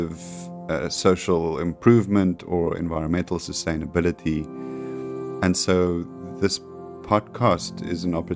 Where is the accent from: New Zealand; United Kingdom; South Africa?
South Africa; I'm a South African creative generalist